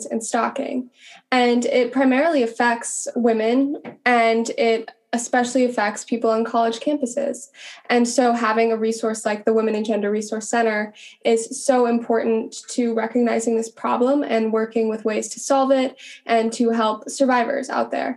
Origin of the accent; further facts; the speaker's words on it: Montana, United States; moved away as an adult; I grew up in Montana